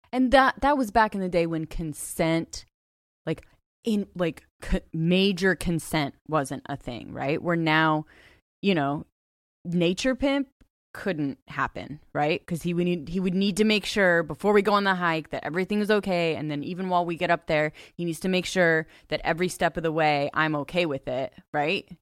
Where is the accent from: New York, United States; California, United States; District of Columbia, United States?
California, United States; Ojai; I grew up in Ojai, California